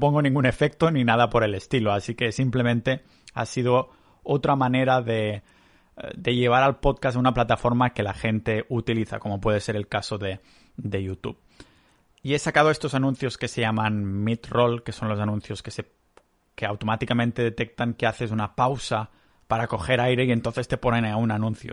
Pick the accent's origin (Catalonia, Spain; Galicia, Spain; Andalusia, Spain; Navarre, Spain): Catalonia, Spain; moved away as an adult; also born or lived in Canada; now in Estonia; yo que soy muy catalán